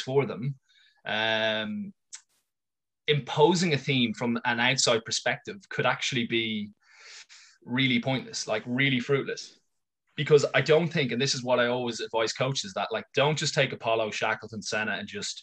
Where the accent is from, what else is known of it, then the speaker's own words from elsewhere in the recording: Ireland; I'm an Irish English teacher